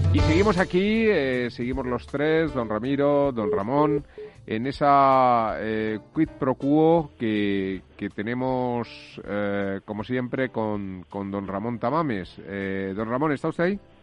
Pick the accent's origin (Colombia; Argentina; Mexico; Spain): Spain; soy español